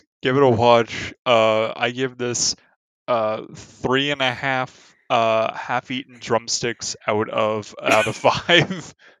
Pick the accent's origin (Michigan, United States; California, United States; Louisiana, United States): California, United States; even speaking as a Californian